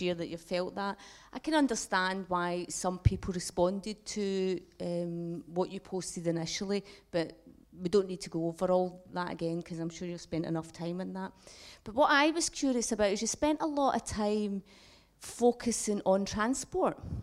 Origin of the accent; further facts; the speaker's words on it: Glasgow, Scotland, United Kingdom; as a Glaswegian